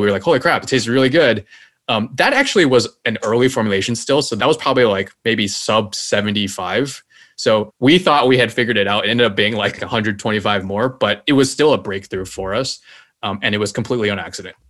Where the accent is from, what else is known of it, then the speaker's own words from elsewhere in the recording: Taiwan; now in United States; my home country, which is Taiwan